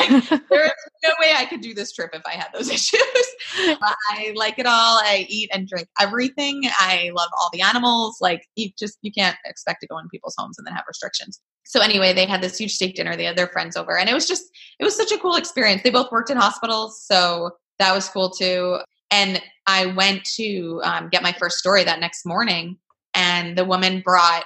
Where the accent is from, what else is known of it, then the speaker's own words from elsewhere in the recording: New York, United States; New York, wow, which is my home state